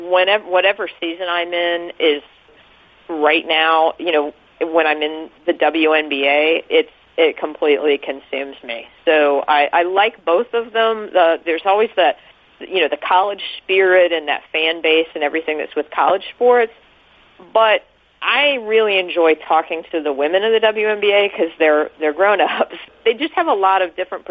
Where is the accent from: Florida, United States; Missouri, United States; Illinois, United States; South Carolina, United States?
Missouri, United States; Kansas City; also born or lived in Los Angeles / St. Louis; I'm from Kansas City